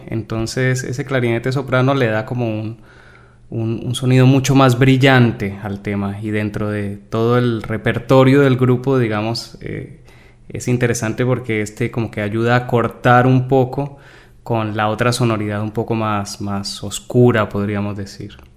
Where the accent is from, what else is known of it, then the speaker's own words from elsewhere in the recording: Cali, Valle del Cauca, Colombia; moved away as an adult; now in Buenos Aires, Argentina; soy de Colombia, pero bueno, hace ya casi 15 años aproximadamente eh, vivo acá en, Argentina